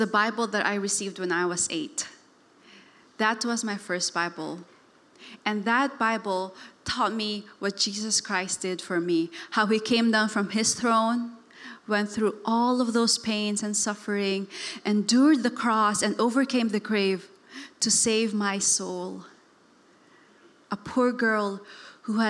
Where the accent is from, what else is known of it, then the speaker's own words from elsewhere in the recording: Davao City, Davao Region, Philippines; moved away; I was raised in Davao. It's a city in the southern part of the Philippines